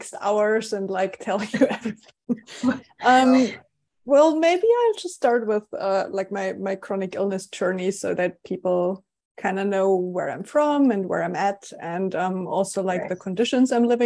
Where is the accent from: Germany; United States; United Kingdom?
Germany; accent: German; English is a second language; moved away; I lived in Germany. I'm German. which you probably noticed based on my accent.